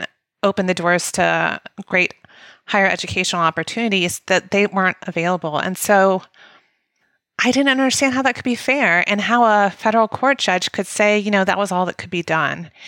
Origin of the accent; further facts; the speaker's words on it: Mobile, Alabama, United States; moved away; I grew up in Mobile, Alabama, which is the largest school district in Alabama